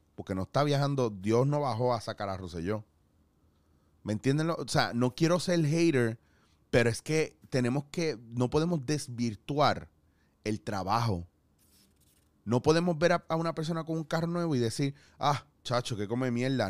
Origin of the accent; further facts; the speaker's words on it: Puerto Rico; como puertorriqueños